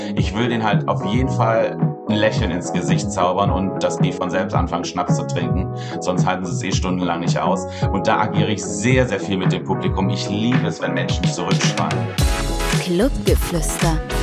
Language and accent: German; near Cologne, North Rhine-Westphalia, Germany; now in Cologne, Germany; ich komme aus dem wunderschönen Köln und ich bin auch ähm, hier in der Nähe aufgewachsen. Ich bin leider keine gebürtige Kölnerin